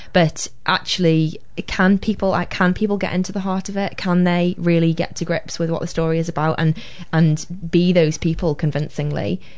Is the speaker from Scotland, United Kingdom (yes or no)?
no; Liverpool, North West England, United Kingdom; accent: Scouse; now in New Zealand; we did go to a very good school that was on the other side of Liverpool and kind of just on the just about still in Liverpool in a place called Crosby